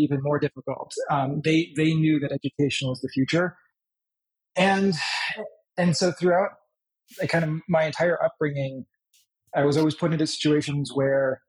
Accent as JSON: {"language": "English", "country": "United States", "tie": "born or raised there", "also_born_or_lived": "Poland / Germany", "said": "we sought asylum in the United States, where we finally were granted asylum. That's kind of where I grew up"}